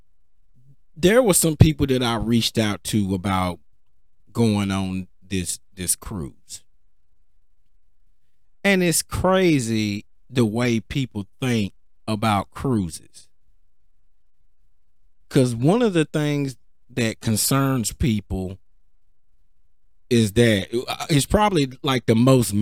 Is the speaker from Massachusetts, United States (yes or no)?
no; Cedar Hill, Texas, United States; I'm from Cedar Hill.